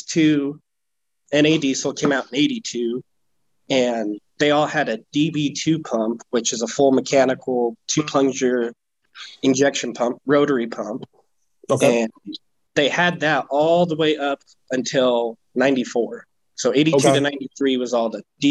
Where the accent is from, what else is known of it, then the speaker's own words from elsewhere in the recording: Grand Junction, Colorado, United States; moved away as an adult; also born or lived in Pennsylvania / Iowa; I moved back here to my hometown, Grand Junction, and I live 5 minutes